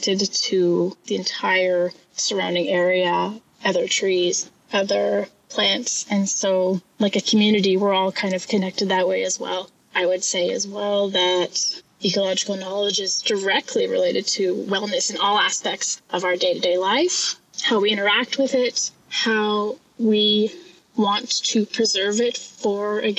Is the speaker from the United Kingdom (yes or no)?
no; Homalco First Nation, British Columbia, Canada; I'm from Hamelco First Nation